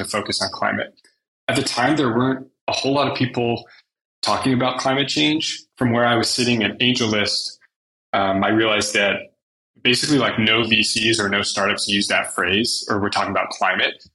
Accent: Menlo Park, California, United States; I'm from the Bay Area. I grew up in Menlo Park.

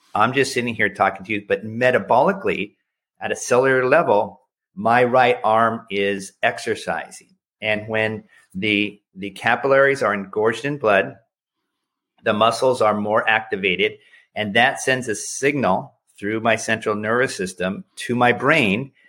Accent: United States; as an American

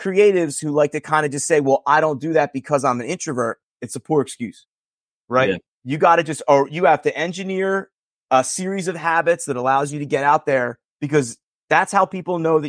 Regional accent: Northeast, United States; we're fortunate that we're from the Northeast.

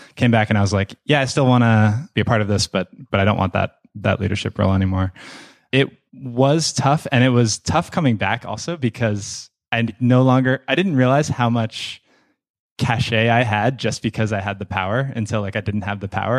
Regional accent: Boston, Massachusetts, United States; moved away as an adult; now in Cape Town, South Africa; I grew up in Boston, uh, in the suburbs of Boston

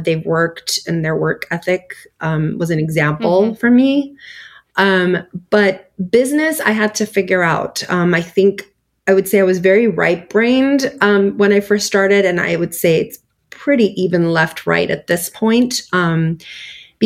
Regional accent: United States; also born or lived in Istanbul, Turkey; I was 9 when I came here

